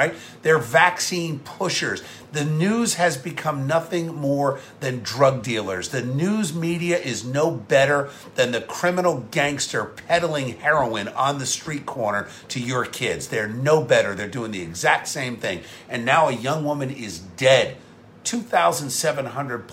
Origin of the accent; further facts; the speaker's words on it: Camden County, New Jersey, United States; also born or lived in Cape May County, New Jersey / Gloucester County, New Jersey / Warren County, New Jersey; now in Princeton, United States; I grew up in Camden County, and now we live in Mercer County.